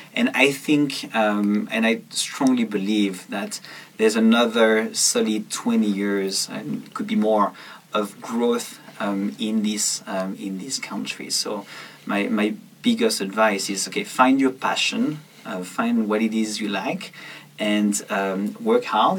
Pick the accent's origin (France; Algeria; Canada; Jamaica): France; south of France; moved away; I went back to my hometown uh, in the south of France and I decided to go and, and clean my childhood room